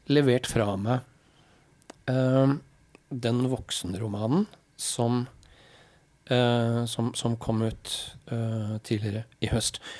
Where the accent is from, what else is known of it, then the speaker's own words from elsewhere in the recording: Halden, Østfold, Norway; now in Oslo, Norway; Men hvis jeg sier jeg er fra Halden, så kjennes ikke det heller helt riktig ut. For jeg